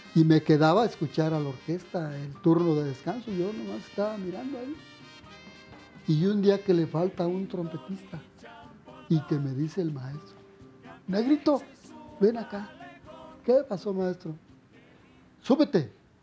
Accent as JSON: {"language": "Spanish", "region": "Guanajuato", "country": "Mexico", "moved": "yes", "lives_now": "Mexico City, Mexico", "said": "me voy a mi pueblo"}